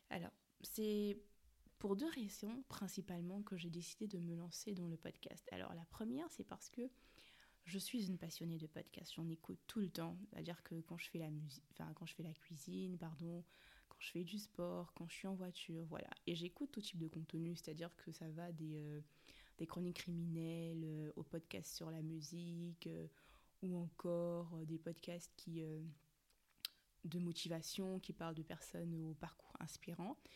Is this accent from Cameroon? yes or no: yes; Cameroon; accent: Cameroonian; Je suis née, j'ai grandi au Cameroun, 237 represent, mais bon, je pense que ça servait à rien de le préciser parce que je crois que l'action camerounais, c'est quand même l'un des accents qu'on reconnaît très facilement.